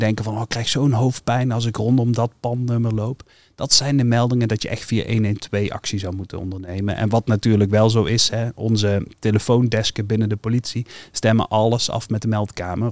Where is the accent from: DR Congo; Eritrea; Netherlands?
Netherlands; North Brabant; bij ons in Brabant